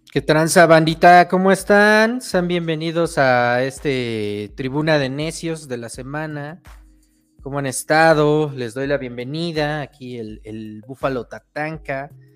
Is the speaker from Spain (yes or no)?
no; Mexico; lo que pues nosotros nos hace identidad como mexicanos